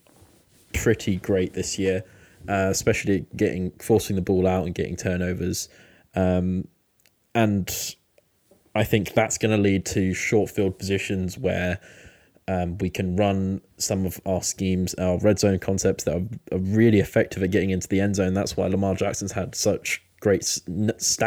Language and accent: English; United Kingdom; I'm also British